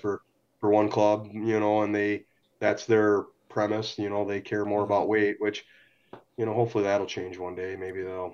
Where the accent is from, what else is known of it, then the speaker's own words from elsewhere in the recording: St. Clair Shores, Michigan, United States; born and raised in St. Clair Shores here